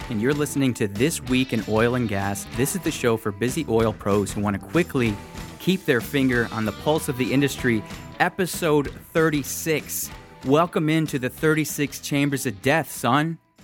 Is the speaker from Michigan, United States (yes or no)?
yes; Michigan, United States; I'm from Michigan